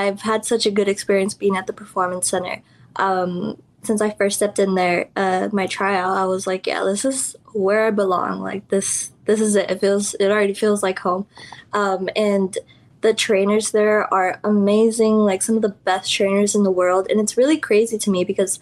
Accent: Laredo, Texas, United States; also born or lived in Houston, Texas; I was trained at the Laredo Wrestling Alliance in my hometown

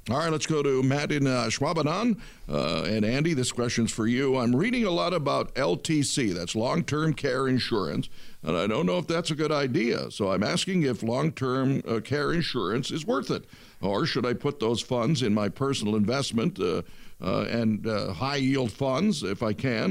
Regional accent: Detroit, Michigan, United States; I'm from Detroit

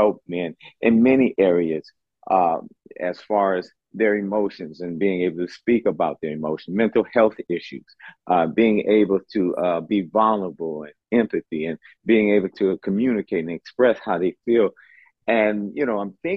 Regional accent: Oakland, California, United States; I'm from Oakland, California, born and raised there

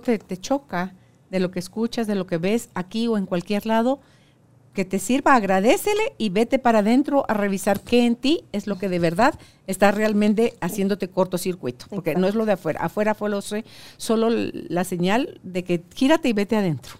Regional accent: Guatemala; ahora acá en mi país

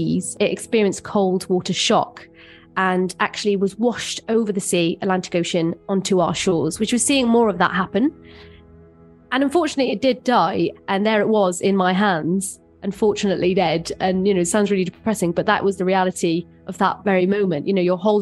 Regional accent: Wales, United Kingdom

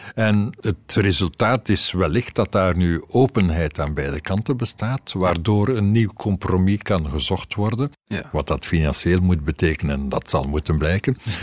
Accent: Ghent, Flanders, Belgium; ik ben een Gentenaar

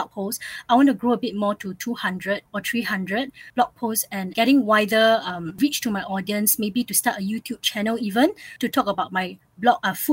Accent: Singapore; I grew up in Singapore, but ever since I was a little kid, I lived in multiple cities

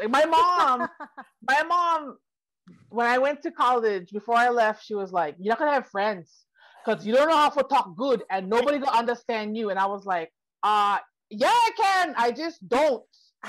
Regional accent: Lawai, Hawaii, United States; now in Los Angeles, United States; I was born and raised on Kauai, but so are my parents and most of my grandparents. So we've been there a long time.

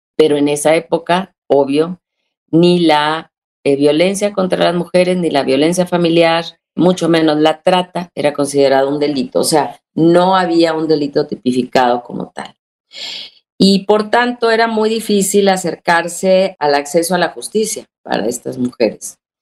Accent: Monterrey, Nuevo León, Mexico

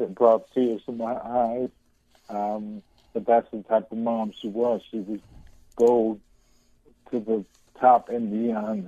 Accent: Chicago, Illinois, United States; growing up in Chicago

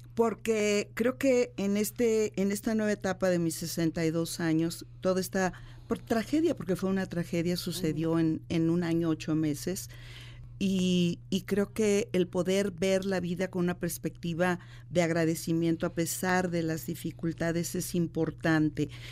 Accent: Guanajuato, Mexico; yo soy de, de Guanajuato, de la capital

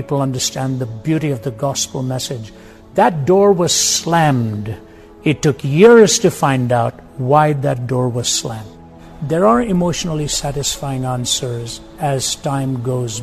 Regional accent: India; When I was growing up in India

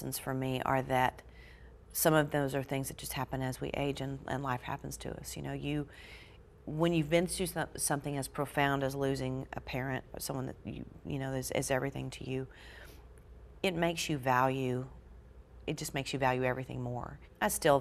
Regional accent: Georgia, United States; moved away; my home state of Georgia

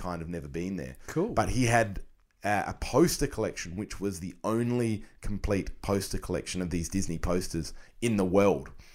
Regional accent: Australia; as an Australian collector

